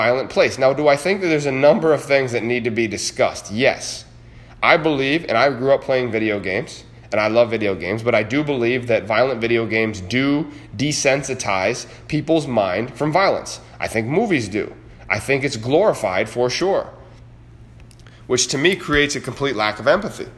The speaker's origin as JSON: {"language": "English", "region": "New York", "country": "United States", "said": "In New York State, my home state"}